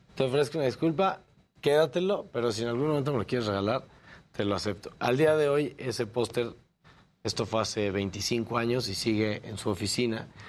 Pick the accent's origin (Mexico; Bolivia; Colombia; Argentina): Mexico; nosotros como mexicanos creativos